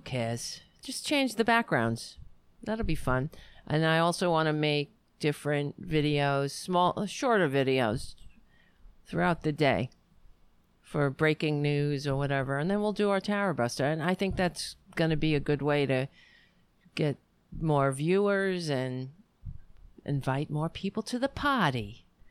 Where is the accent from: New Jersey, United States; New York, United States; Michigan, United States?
New York, United States; I would always feel like a New Yorker. This has always been my home